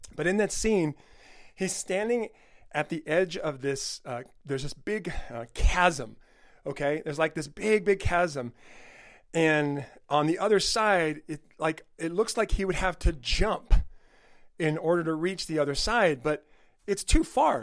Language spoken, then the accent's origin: English; El Monte, California, United States; my old school district where I grew up in El Monte, California